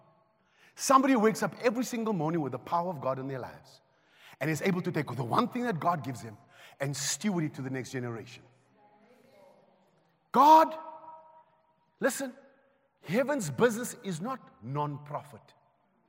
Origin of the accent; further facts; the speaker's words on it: Johannesburg, Gauteng, South Africa; also born or lived in Riverlea; I grew up in Cori, but I was born in Rivoli